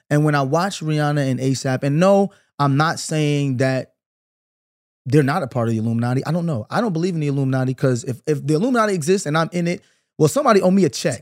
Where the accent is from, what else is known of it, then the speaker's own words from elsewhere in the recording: Brooklyn, New York, United States; I'm from Brooklyn. I grew up in the nineties